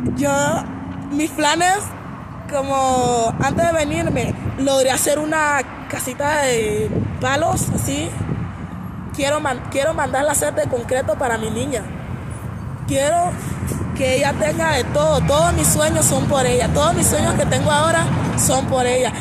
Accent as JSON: {"language": "Spanish", "town": "Río Esteban", "region": "Colón", "country": "Honduras", "moved": "as an adult", "lives_now": "Mexico", "said": "Yo soy de Honduras, de la comunidad de Río Esteban, de Colón"}